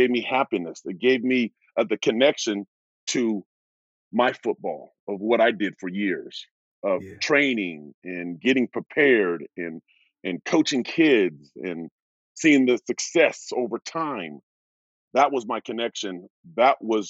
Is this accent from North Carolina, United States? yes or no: no; Portland, Oregon, United States; I'm from Oregon, Portland, Oregon